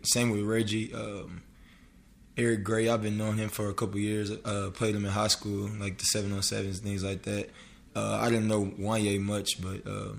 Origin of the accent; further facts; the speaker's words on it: Murfreesboro, Tennessee, United States; moved away as an adult; now in Oklahoma, United States; So I'm originally from West Tennessee, and he's from Mississippi. And when I was about 9, 10, I moved to Murfreesboro, which is in Middle Tennessee